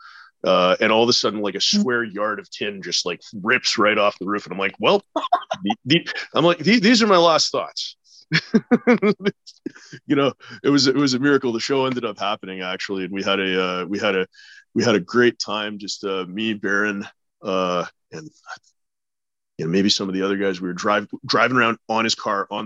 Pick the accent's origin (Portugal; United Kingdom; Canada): Canada; we're from Canada